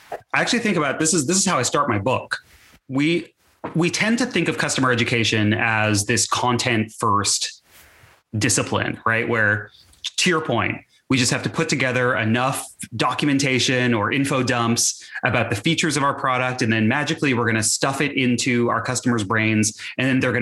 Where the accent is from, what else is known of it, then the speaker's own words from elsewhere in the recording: Texas, United States; as a teenager growing up in Texas